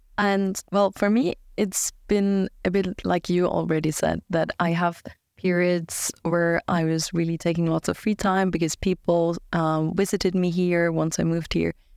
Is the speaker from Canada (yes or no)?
no; Germany; now in Sweden; I'm from Germany